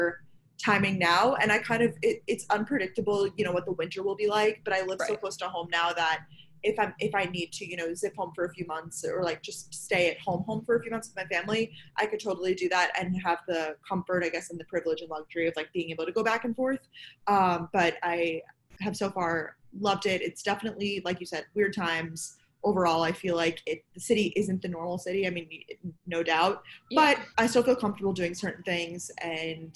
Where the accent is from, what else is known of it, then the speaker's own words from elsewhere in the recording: Long Island, New York, United States; also born or lived in Boston; now in New York City, United States; I'm originally from Long Island, New York